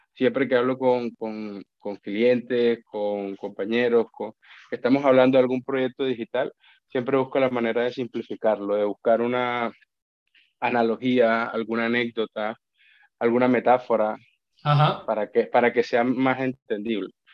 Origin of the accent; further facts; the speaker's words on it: Colombia; moved away as an adult; now in Spain; yo vengo de Colombia